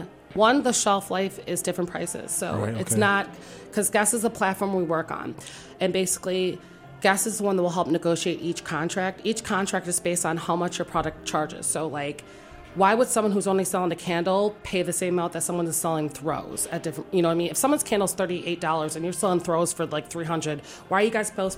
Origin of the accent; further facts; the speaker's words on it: Detroit, Michigan, United States; now in Washington, D.C., United States; I'm from Detroit, Michigan.